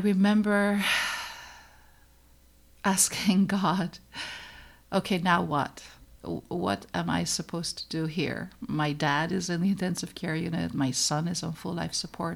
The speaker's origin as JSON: {"language": "English", "country": "Netherlands", "tie": "born or raised there", "moved": "as an adult", "lives_now": "United States", "said": "I came to the United States from the Netherlands. I was born and raised in the Netherlands."}